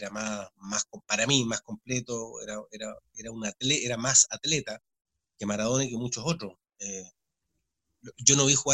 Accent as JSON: {"language": "Spanish", "country": "Chile", "said": "se junta eso como hincha, como chileno, además de lo profesional creo que tuve suerte"}